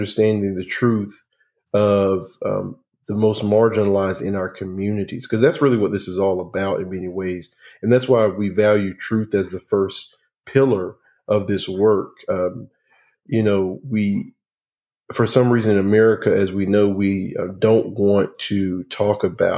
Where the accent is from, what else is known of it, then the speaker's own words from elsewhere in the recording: North Carolina, United States; growing up in North Carolina